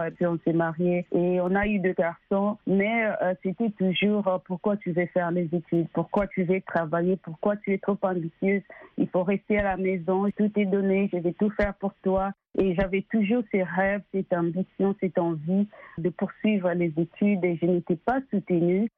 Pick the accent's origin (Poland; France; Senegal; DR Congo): DR Congo; now in United States; Je suis née et grandie au Congo